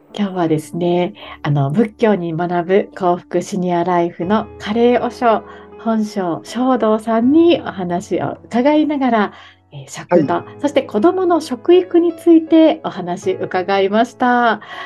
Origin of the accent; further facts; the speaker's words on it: Okinawa, Japan; 私、沖縄なんですけど